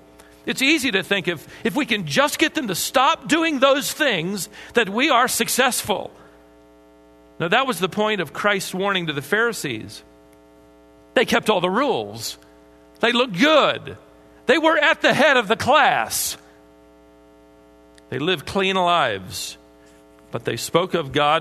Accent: Minnesota, United States; I was born in Minnesota

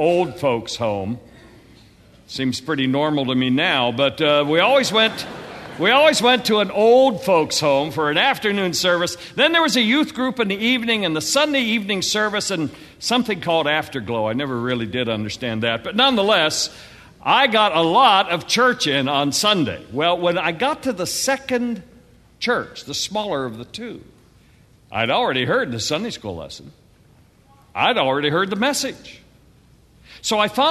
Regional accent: Western Pennsylvania, United States; I grew up in Western Pennsylvania, and my father pastored two small churches.

